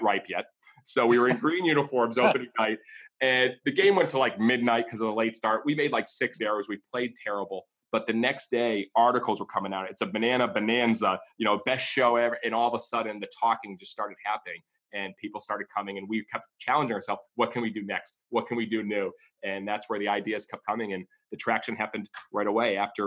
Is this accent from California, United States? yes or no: no; Massachusetts, United States; moved away as an adult; also born or lived in Savannah, Georgia; I grew up in Massachusetts, and only child, and parents got divorced.